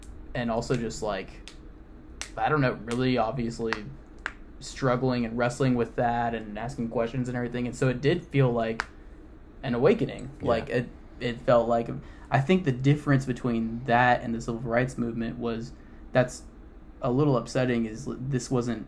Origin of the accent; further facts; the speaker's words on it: Flower Mound, Texas, United States; I grew up in Flower Mound.